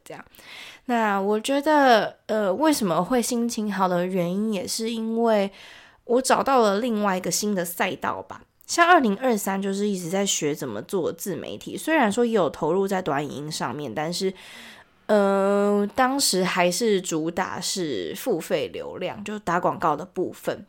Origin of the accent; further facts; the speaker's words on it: Taiwan; 我们台湾人